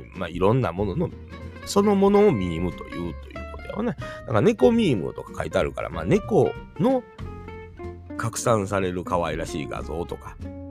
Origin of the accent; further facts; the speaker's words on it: Kansai, Japan; 関西人やからかな